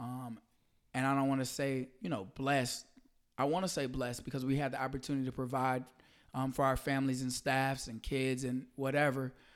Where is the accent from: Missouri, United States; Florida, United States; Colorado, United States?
Missouri, United States; St. Louis; moved away as an adult; also born or lived in Atlanta, Georgia; I'm from Saint Louis, Missouri. Uh, I moved to Atlanta to go to Morehouse College